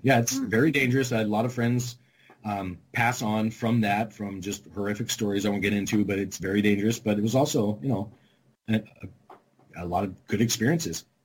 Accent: California, Arizona, West Coast, United States; moved away; I grew up in California, Arizona, just all on the West Coast.

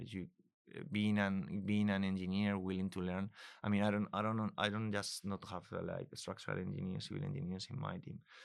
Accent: Spain; moved away as an adult; also born or lived in Germany / Munich; I'm originally from Spain

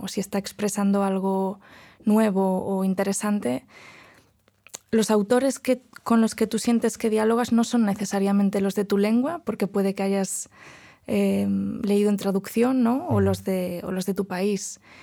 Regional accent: Spain; first language Galician, Catalan; Spanish is a second language; moved away as an adult; now in Princeton, United States; el español es mi lengua, mm. pero no es mi lengua materna, porque hablo gallego con mi madre, ni mi lengua paterna, que es el catalán

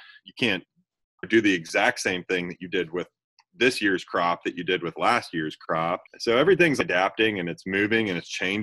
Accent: Kansas City, Missouri, United States; I was born and raised in Kansas City

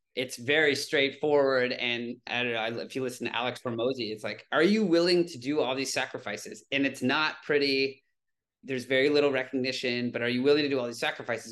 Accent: Toronto, Ontario, Canada; moved away as an adult; now in New York City, United States; I grew up in Toronto, Canada

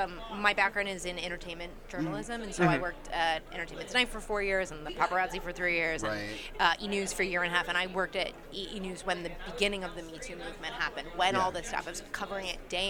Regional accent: West Hollywood, California, United States; I live in L.A., so I'm in a very liberal... I'm from West Hollywood. Yeah. Like, I'm from a very liberal area

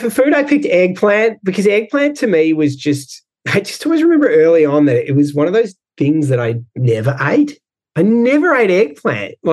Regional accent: Melbourne, Victoria, Australia; moved away as an adult; also born or lived in Shanghai, China / Hong Kong; I'm from Melbourne

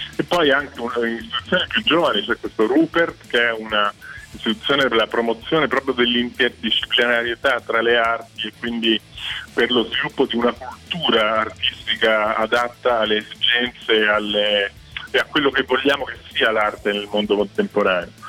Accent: province of Latina, Lazio, Italy; Io sono nato diciamo, in provincia di Latina

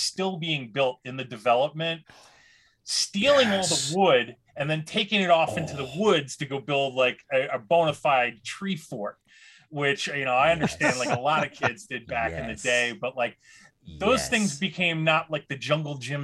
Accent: Long Island, New York, United States; I grew up in Long Island.

